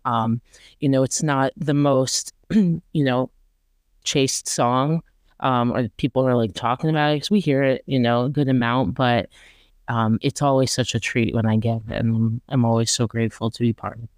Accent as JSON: {"language": "English", "town": "Rochester", "region": "New York", "country": "United States", "tie": "born or raised there", "said": "my hometown, Rochester"}